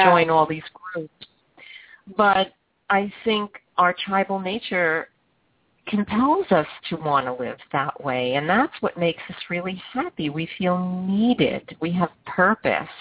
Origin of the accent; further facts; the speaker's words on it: New York City, New York, United States; moved away; I grew up in Brooklyn, everyone just took their chairs outside and sat on the sidewalk